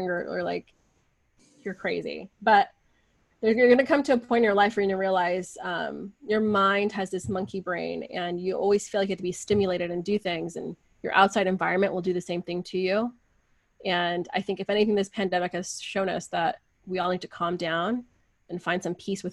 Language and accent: English; United States; I'm never American enough with my friends here, which I grew up with, like, I was the only Persian girl, I think, up until high school